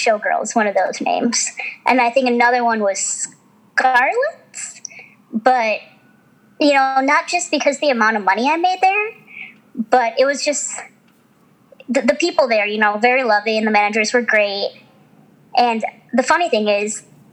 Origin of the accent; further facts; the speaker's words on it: Midwest, United States; I grew up in the Midwest